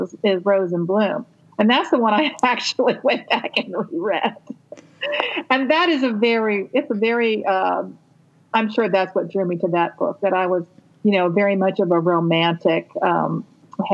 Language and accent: English; St. Petersburg, Florida, United States; I was growing up in St. Petersburg, Florida